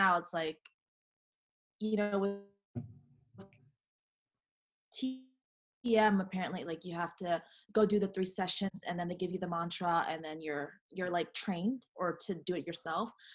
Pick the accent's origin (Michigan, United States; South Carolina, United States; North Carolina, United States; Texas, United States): North Carolina, United States; I was born and raised in North Carolina, which is in the south